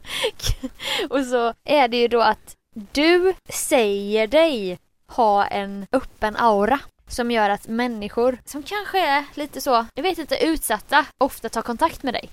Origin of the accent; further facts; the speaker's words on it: Jönköping, Jönköping County, Sweden; moved away; jag var i Jönköping i helgen där jag är ifrån